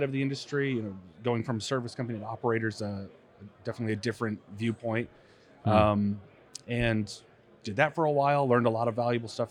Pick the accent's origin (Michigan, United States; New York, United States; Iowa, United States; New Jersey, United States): Michigan, United States; West; A little south of Gitche-Gumee. I grew up on Lake Michigan.